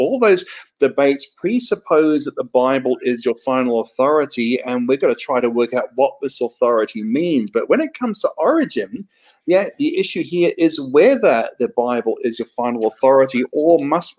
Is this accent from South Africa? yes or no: no; New Zealand; accent: hybrid Australian and New Zealand English; also born or lived in Australia; I'm from New Zealand and Australia originally. I've probably got a hybrid accent of Australian and New Zealand English.